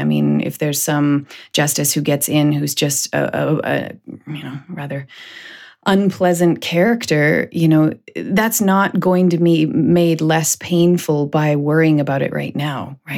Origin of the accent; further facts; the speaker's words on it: Canada; also born or lived in United States; being Canadian